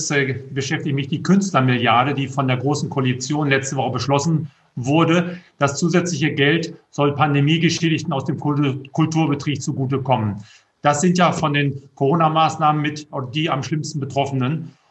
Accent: Lower Saxony, Germany; habe gesehen, in meiner Heimat aus Friesland wollten Sie auch demnächst auftreten.

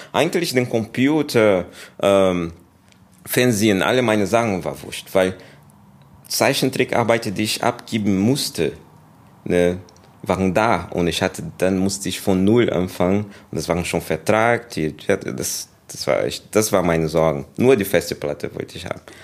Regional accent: Brazil; German is a second language; also born or lived in England; now in Germany; Und dann bin ich in Brasilien aufgewachsen dann, ja, und 2001, dann bin ich hier gekommen.

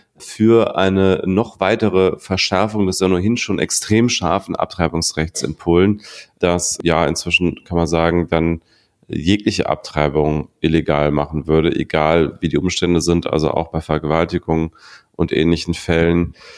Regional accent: Berlin, Germany; Ich als Berliner

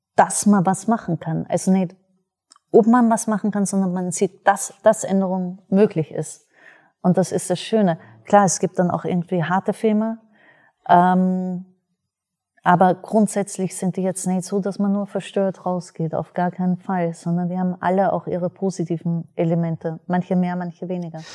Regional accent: Austria; ich selber bin Österreicherin

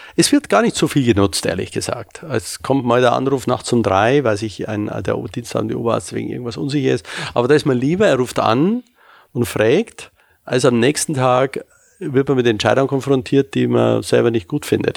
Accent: Munich, Bavaria, Germany; moved away as an adult; now in Hamburg, Germany; Ich komme ja ursprünglich aus München, wie Sie vielleicht hören

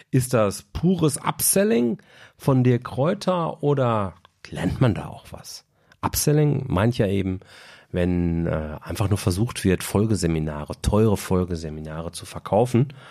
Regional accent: Bochum, North Rhine-Westphalia, Germany; da Bochum auch von Haltern jetzt echt nur ein Katzensprung entfernt ist und zudem eben auch meine Heimatstadt

